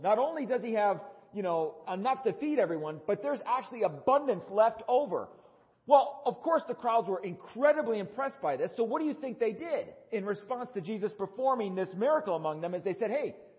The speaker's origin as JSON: {"language": "English", "region": "Wisconsin", "country": "United States", "tie": "born or raised there", "moved": "yes", "lives_now": "Tucson, United States", "said": "Growing up in Wisconsin"}